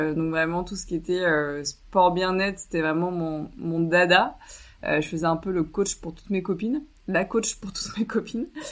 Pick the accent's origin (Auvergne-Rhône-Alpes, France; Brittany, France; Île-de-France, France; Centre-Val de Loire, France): Centre-Val de Loire, France; Chinon; j'ai grandi à Chinon en André-Loire